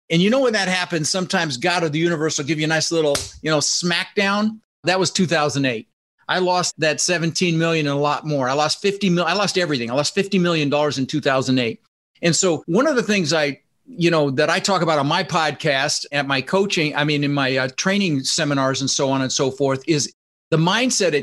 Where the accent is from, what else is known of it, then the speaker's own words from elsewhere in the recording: Denver, Colorado, United States; also born or lived in Netherlands; now in Florida, United States; I immigrated from the Netherlands, you know, Holland, wooden shoes, windmills, when I was 6 years old with my brother Albert, my mother's Vancha. And we ended up in Denver, Colorado, and we didn't have much